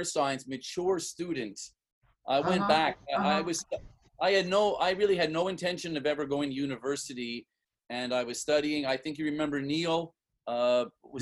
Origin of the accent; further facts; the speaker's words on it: Montreal, Quebec, Canada; now in Singapore; I grew up in Point St. Charles